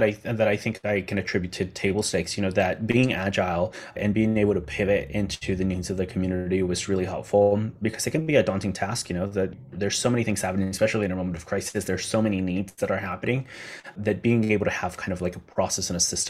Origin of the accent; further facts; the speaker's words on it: John's Island, South Carolina, United States; And so we decided to host one in that place where I grew up on John's Island.